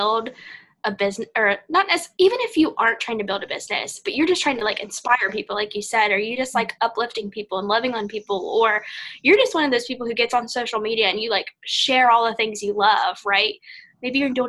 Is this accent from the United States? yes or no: yes; Ohio, United States; moved away as an adult; now in Florida, United States; I'm from the Midwest